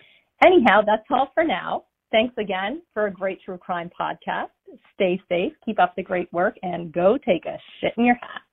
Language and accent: English; Nova Scotia, Canada; now in United States; calling from Southern Maine, but originally from Nova Scotia. And yes … I am from Canada.